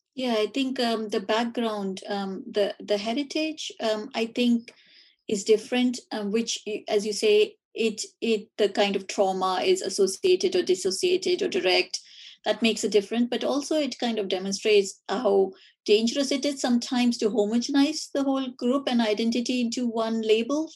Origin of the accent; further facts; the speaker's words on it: India; moved away; learning about it at school uh, growing up in India.